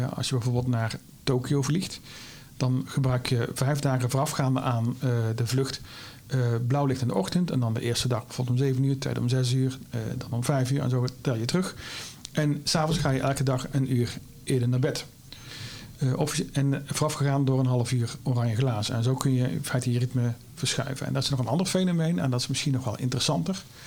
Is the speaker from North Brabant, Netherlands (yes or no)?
yes; Vught, North Brabant, Netherlands; accent: Brabant; is een Brabander, maar dat dat kun je makkelijk horen, denk ik. Eh, ik kom oorspronkelijk uit Vught